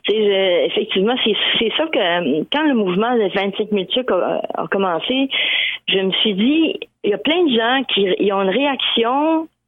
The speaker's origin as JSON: {"language": "French", "town": "Lévis", "region": "Quebec", "country": "Canada", "moved": "yes", "lives_now": "Edmundston, Canada", "said": "moi, je suis partie de Lévis, du Québec, pour arriver à Edmundston, au Nouveau-Brunswick, qui tu une on, je comprends, on est dans le même pays, mais reste qu'on est toujours l'étranger de quelqu'un."}